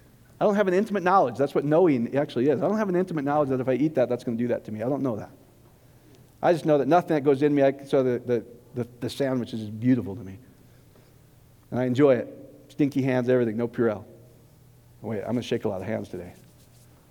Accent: Iowa, United States; I grew up in Iowa, and I worked on the cattle confinement with my best buds

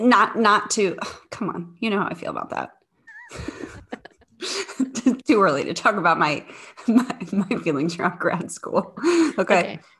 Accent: St. Charles, Missouri, United States; moved away as an adult; also born or lived in Cape Girardeau, Missouri; now in Chicago, United States; I am originally from the Saint Louis area. So I grew up in a suburb of Saint Louis, uh, called Saint Charles.

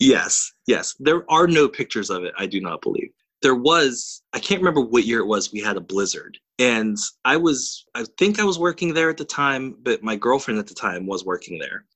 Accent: Pittsburgh, Pennsylvania, United States; those of us who were born and raised in the South Hills

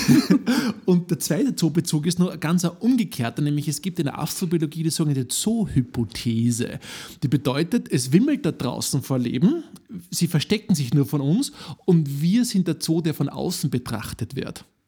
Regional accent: Upper Austria, Austria; ich bin Oberösterreicher

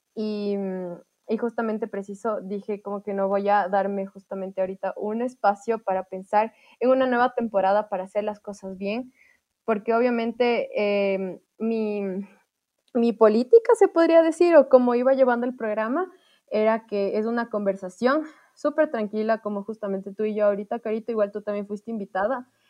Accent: Ambato, Tungurahua, Ecuador; yo dije que era de Ambato

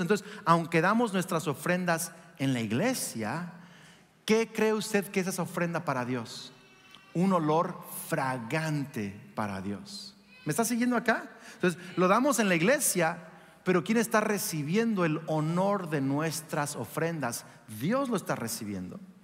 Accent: Mexico; moved away; soy de México, ¿ah? porque parezco güero, pero venía de México

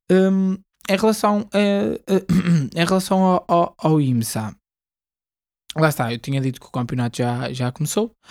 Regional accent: Portugal; nós somos portugueses

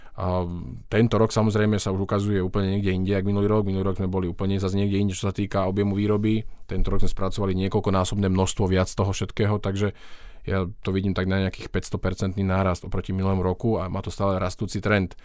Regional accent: western Slovakia, Slovakia; hoci som teda zo západného Slovenska

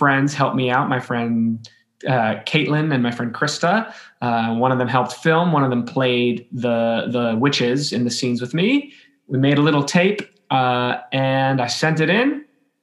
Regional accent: Los Angeles, California, United States; I am from Los Angeles, California, where I currently live with my wife

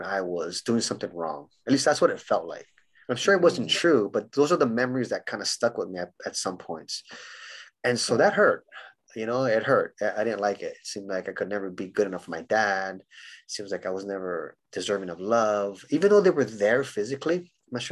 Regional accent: Honolulu, Hawaii, United States; moved away; also born or lived in San Diego, California / Los Angeles, California; I grew up in Hawaii. So I was born in Honolulu, Hawaii

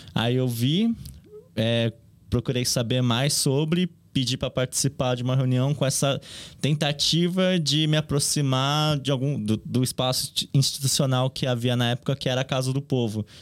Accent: São Paulo, Brazil; Eu cresci aqui no Bom Retiro, então. É toda a minha relação aqui no bairro vem desde pequenininho.

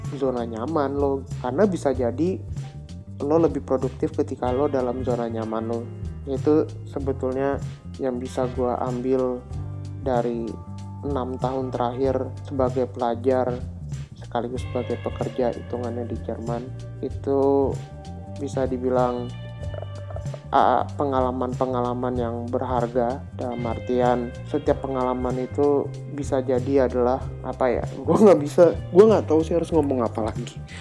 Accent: Indonesia; moved away as an adult; now in Germany; pulang ke Indo

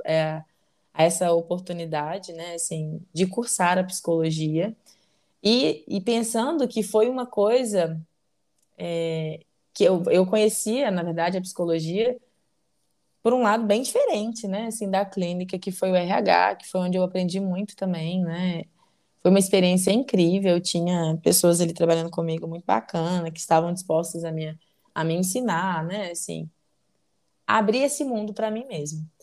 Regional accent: Belo Horizonte, Minas Gerais, Brazil; nascida e criada em Belo Horizonte

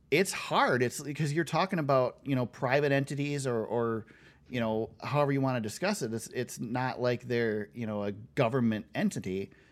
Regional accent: Michigan, United States; we're from Michigan

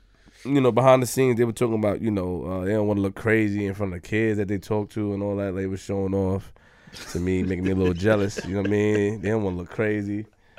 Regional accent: Queens, New York, United States; I'm from Queens.

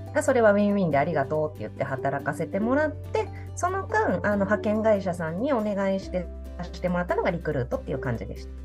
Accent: Osaka, Japan; also born or lived in Tottori; now in Saitama, Japan; 私は84年鳥取生まれ大阪育ちで現在埼玉県在住です

